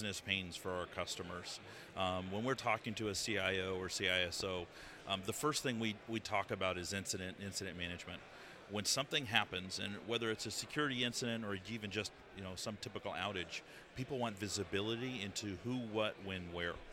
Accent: Colorado, United States; moved away as an adult; now in London, United Kingdom; I'm from Colorado in the United States.

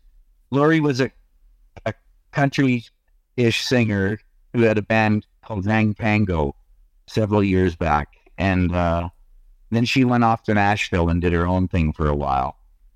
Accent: Toronto, Ontario, Canada; also born or lived in Halifax, Nova Scotia; I grew up in Toronto

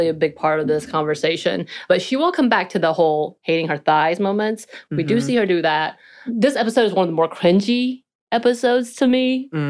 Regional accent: small town near Canton, Georgia, United States; If you know anything about my hometown, we would go to Canton, Georgia, which people still don't know.

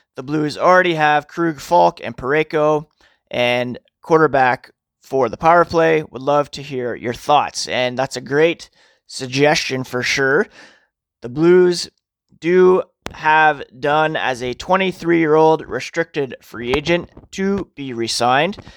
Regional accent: Toronto, Ontario, Canada; I was born in Toronto. I live an hour west of Toronto.

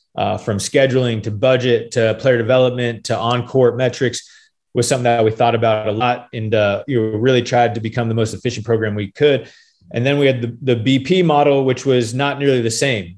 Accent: Phoenix, Arizona, United States; now in Gainesville, United States; I was born and raised in Phoenix, Arizona

